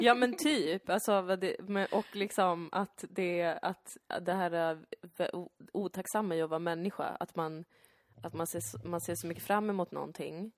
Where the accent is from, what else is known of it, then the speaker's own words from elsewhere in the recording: Täby, Stockholm County, Sweden; also born or lived in Danderyd; när jag växte upp som barn i Täby